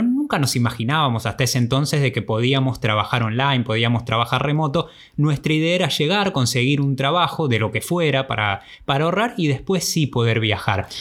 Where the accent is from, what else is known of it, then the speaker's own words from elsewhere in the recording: Argentina; moved away as an adult; Esos primeros años desde que nos fuimos de Argentina el primero de enero del 2009